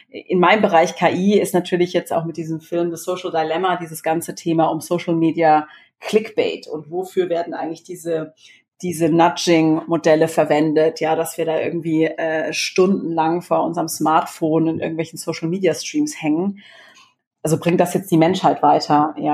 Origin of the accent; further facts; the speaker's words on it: Baden-Württemberg, Germany; ich bin ja äh, groß geworden in Baden-Württemberg und ähm, in der Nähe von Karlsruhe.